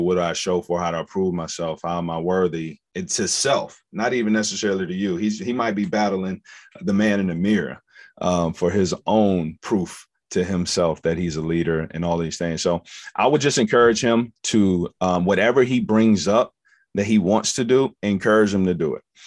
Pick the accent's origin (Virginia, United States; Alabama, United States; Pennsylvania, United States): Virginia, United States; Forest; I'm from Forest Virginia. I'm a little country boy. Grew up around horses, um, farm, farmland